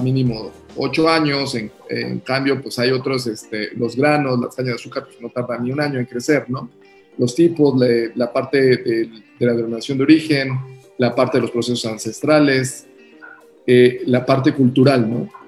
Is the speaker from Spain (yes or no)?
no; Mexico; also born or lived in Mexico City / Oaxaca; nosotros como mexicanos